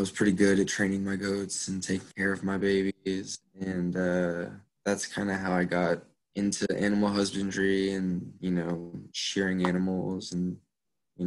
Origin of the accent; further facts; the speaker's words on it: Texas, United States; I'm not from Austin. I'm from a small town, like 30 minutes outside of Austin